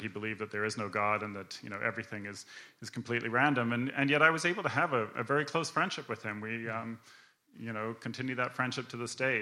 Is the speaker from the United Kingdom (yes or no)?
no; Canada; I grew up in Canada